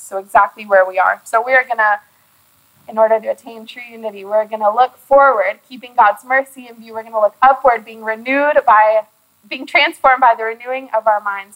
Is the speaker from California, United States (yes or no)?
no; Austin, Texas, United States; I already have my church home that I had in my hometown in Austin